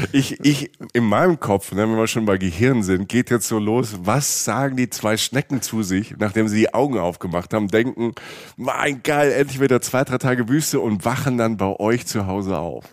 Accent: Germany; wir als Deutsche

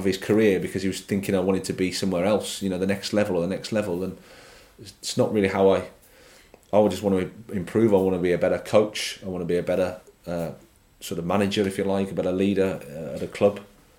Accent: England, United Kingdom; There is a bit about it that, like I say, I'm an Englishman, so I can say this

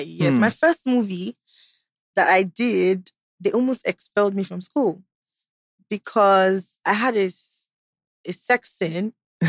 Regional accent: Owan East, Edo, Nigeria; also born or lived in Benin City; I'm from Owa East.

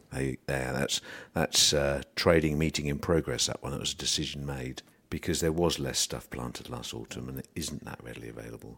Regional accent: England, United Kingdom; being an Englishman

